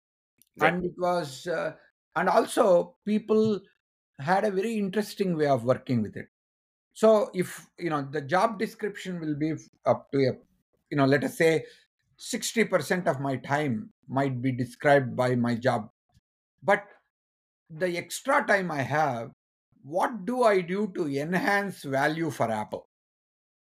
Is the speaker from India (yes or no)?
yes; India; moved away as an adult; being an Indian